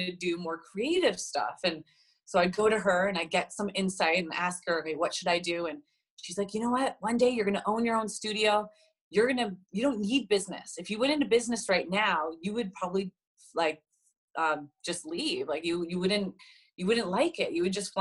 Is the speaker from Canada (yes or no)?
yes; Edmonton, Alberta, Canada; also born or lived in Cambridge, Ontario; now in Vancouver, Canada; I'm originally from Edmonton, Alberta. That's where I grew up. Born in Cambridge, Ontario, but I spent the majority of my upbringing in Edmonton, good old prairie land.